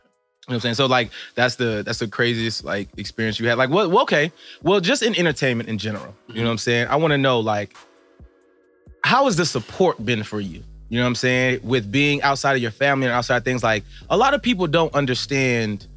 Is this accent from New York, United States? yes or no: no; Chicago, Illinois, United States; I'm from Chicago